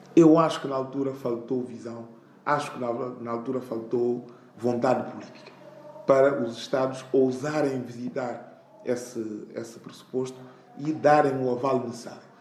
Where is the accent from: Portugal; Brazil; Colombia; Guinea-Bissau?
Guinea-Bissau; eu, sendo guineense